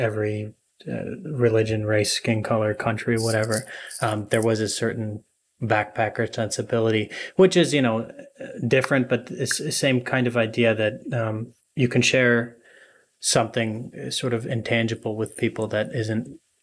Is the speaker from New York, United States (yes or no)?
yes; New York, United States; moved away as an adult; also born or lived in Princeton; now in Australia; how I was brought up in New York